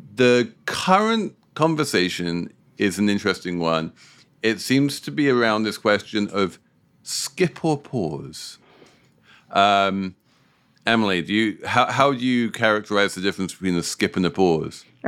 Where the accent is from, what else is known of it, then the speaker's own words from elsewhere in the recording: United Kingdom; as a Brit